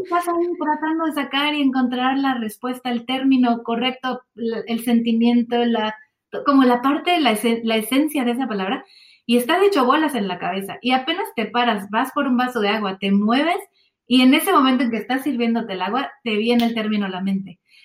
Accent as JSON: {"language": "Spanish", "region": "Mexico City", "country": "Mexico", "moved": "yes", "lives_now": "Swansea, United Kingdom", "said": "yo soy de la Ciudad de México"}